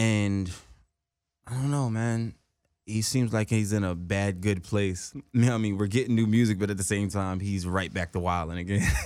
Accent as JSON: {"language": "English", "region": "New Jersey", "country": "United States", "also_born_or_lived": "Willingboro", "moved": "yes", "said": "I'm right across the bridge in Jersey"}